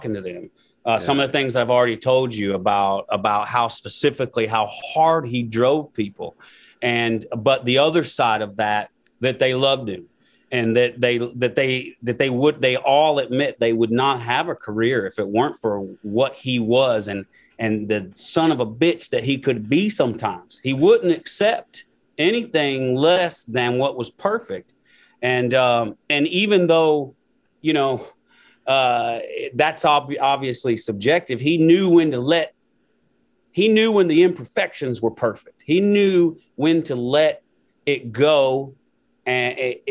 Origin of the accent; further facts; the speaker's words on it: Muscle Shoals, Alabama, United States; I was from Muscle Shoals